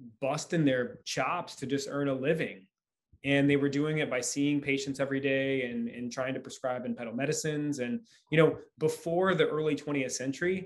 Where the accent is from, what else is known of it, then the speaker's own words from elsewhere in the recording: Michigan, United States; moved away; I'm from Michigan originally